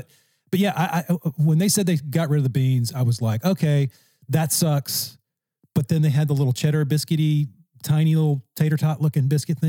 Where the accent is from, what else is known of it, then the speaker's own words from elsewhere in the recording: Louisiana, United States; I'm from Louisiana.